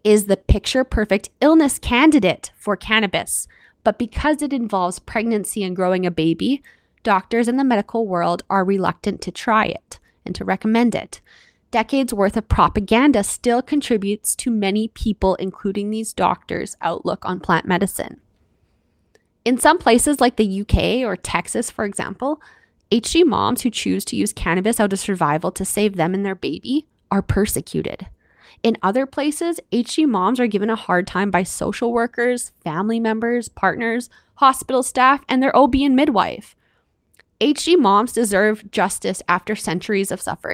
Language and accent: English; Canada; I'm your Canadian host